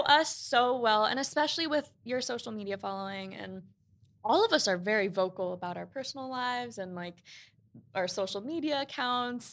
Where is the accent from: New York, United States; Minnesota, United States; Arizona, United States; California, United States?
New York, United States; we grew up in Queens